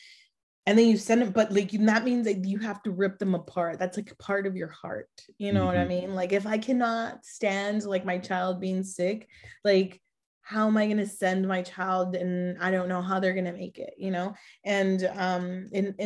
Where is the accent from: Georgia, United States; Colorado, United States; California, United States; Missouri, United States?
California, United States; Los Angeles; also born or lived in Mexico; now in San Antonio, United States; we were raised in Los Angeles